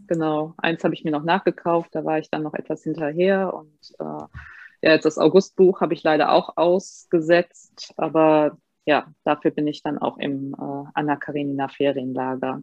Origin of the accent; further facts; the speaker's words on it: Bad Honnef, North Rhine-Westphalia, Germany; ich bin gebürtig aus Bad Honnef